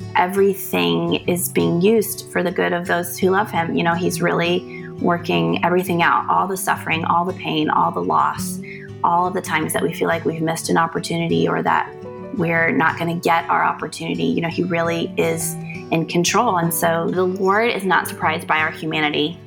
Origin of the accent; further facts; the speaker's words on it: North Carolina, United States; I am from North Carolina, I am from a very large family